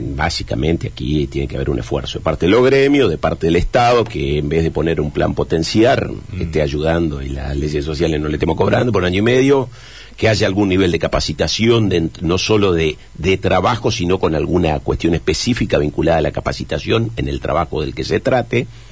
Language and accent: Spanish; Chajarí, Entre Ríos, Argentina; en Chajarí, en mi pueblo